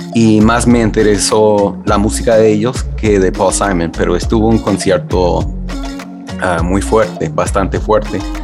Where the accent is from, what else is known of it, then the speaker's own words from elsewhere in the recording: Philadelphia, Pennsylvania, United States; yo crecí en Filadelfia